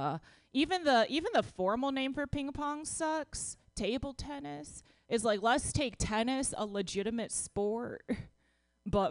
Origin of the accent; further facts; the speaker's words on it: Dallas, Texas, United States; I'm from Texas